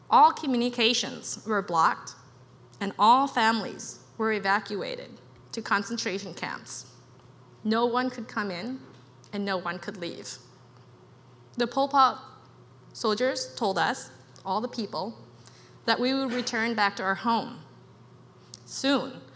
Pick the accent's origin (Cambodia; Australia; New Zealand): Cambodia; now in United States; I was born in Cambodia and grew up with my extended family